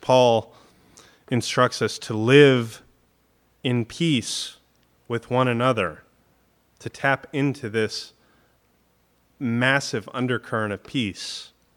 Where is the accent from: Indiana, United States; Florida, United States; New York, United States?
Florida, United States; growing up in Florida